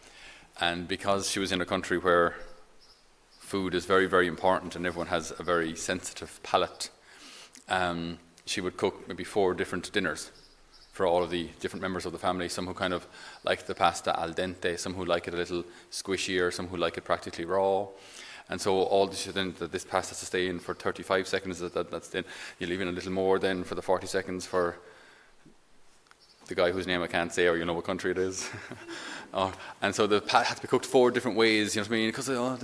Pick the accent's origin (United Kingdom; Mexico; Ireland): Ireland; I'm an Irish Catholic